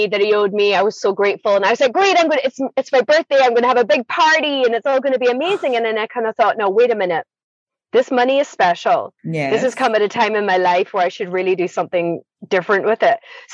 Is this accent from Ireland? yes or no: yes; Ireland; moved away as an adult; also born or lived in Scotland; I grew up in Scotland, moved to Ireland in the 80s, always felt like I never really belonged in Ireland, never felt I belonged in Scotland